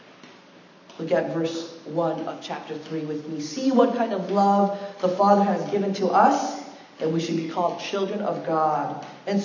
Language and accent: English; United States; I had one foot in the Korean culture and one foot in the American culture